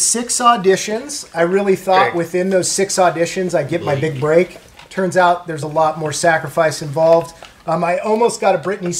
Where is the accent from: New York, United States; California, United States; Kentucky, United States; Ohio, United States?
California, United States; Mission Viejo; I grew up in Mission Viejo, California.